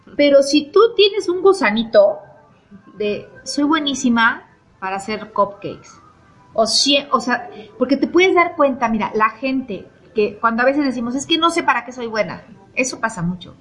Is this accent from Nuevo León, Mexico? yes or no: no; Mexico City, Mexico; moved away as an adult; also born or lived in Barcelona, Spain; now in Puebla, Mexico; soy de la Ciudad de México